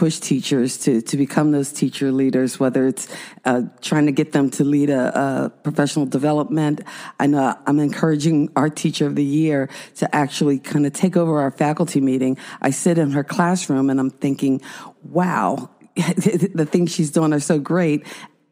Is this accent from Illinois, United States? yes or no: no; New Jersey, United States; I was raised in South Jersey